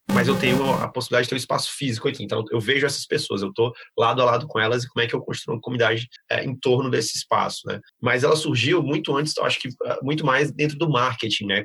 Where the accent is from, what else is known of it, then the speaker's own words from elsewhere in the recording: Fortaleza, Ceará, Brazil; moved away as an adult; now in São Paulo, Brazil; sou de Fortaleza, do Ceará, tô, moro aqui em São Paulo aí já faz uns seis anos